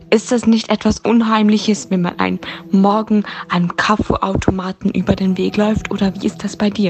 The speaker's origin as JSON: {"language": "German", "country": "Switzerland", "accent": "Swiss German", "said": "Also Nein, stimmt, ich rede ja Schweizerdeutsch."}